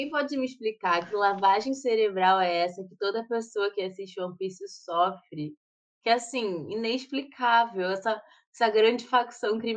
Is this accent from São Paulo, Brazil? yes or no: no; Paraná, Brazil; Eu sou do Paraná.